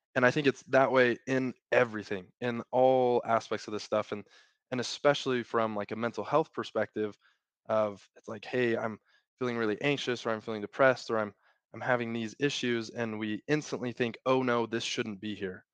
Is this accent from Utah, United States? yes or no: yes; Utah, United States; I grew up in Utah, born and raised